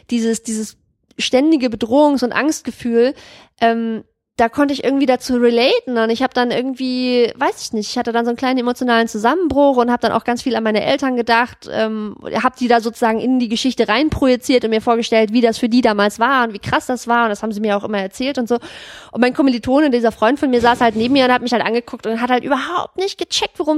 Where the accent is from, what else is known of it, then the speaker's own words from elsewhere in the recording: Germany; also born or lived in East Germany; wir sind ja dann später in den Westen gegangen, also nach Westdeutschland und ich bin auch in Westdeutschland aufgewachsen.